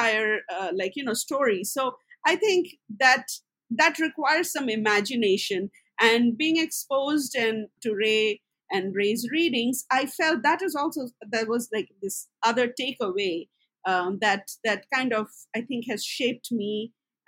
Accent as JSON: {"language": "English", "region": "West Bengal", "country": "India", "tie": "born or raised there", "said": "I was born in Bengal"}